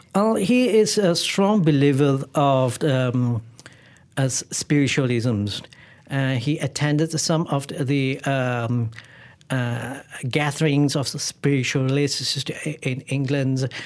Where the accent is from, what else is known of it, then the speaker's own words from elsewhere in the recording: Malaysia; where I was born in Malaysia